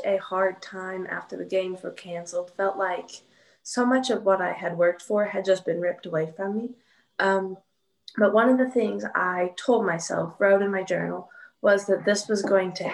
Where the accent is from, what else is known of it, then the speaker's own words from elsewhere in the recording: Marshfield, Missouri, United States; I have lived in Marshfield, Missouri my whole life.